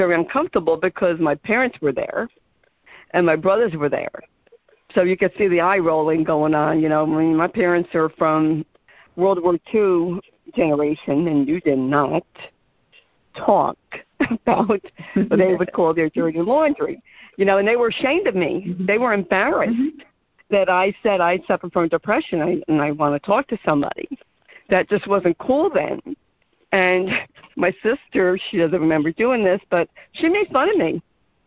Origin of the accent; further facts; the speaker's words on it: New Jersey, United States; I'm from New Jersey